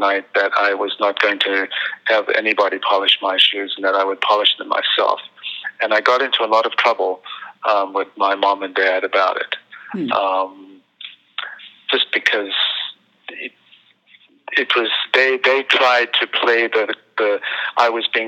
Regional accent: South Africa; moved away as an adult; now in New York, United States; for a white person growing up in South Africa in the 60s and 70s, and really almost into the 80s, life was amazing. I went to beautiful schools

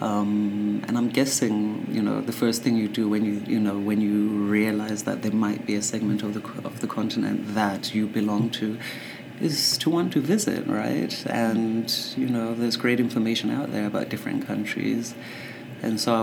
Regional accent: England, United Kingdom; English is a second language; When I started school in England, of course, I didn't speak a word of English

